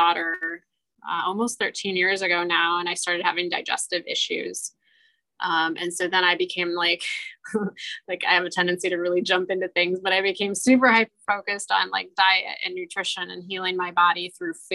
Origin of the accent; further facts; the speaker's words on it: Michiana, Midwest, United States; also born or lived in North Dakota; I grew up in the Michiana community and I went away for a few years